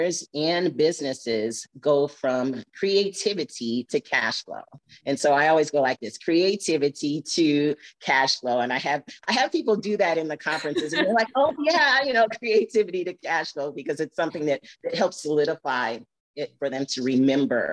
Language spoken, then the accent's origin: English; Flint, Michigan, United States; now in Arizona, United States; I'm from Flint, Michigan